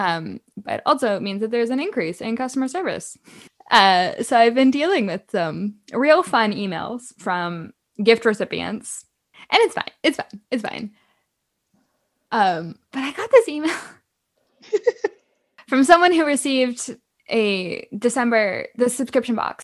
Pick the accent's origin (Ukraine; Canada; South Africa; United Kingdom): Canada; I am Canadian